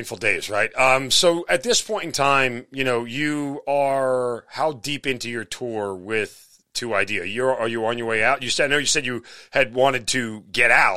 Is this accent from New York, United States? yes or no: yes; New York, United States; moved away; I'm from New York